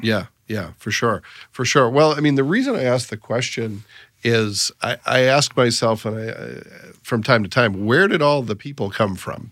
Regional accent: Massachusetts, United States; also born or lived in Northeast Indiana; now in Indiana, United States; I grew up in Massachusetts

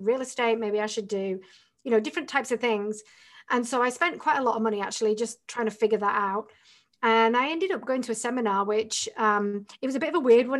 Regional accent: the north of England, United Kingdom; moved away as an adult; I'm from England originally

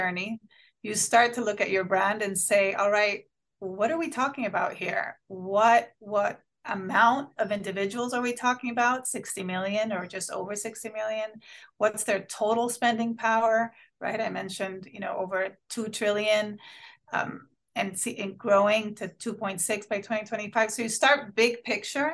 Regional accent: Honduras; now in Miami, United States; I'm from Honduras, born and raised. I immigrated here to the US.

